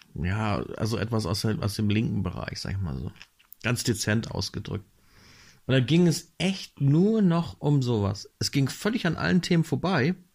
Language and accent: German; Northern Germany, Germany; Ich bin hier im Norden aufgewachsen